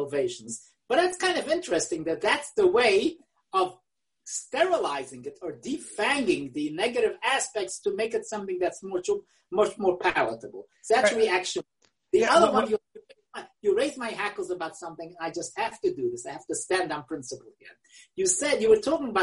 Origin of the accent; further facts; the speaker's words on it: New York City, New York, United States; English is a second language; I learned English in the Kleisenberg Cheder in Willisburg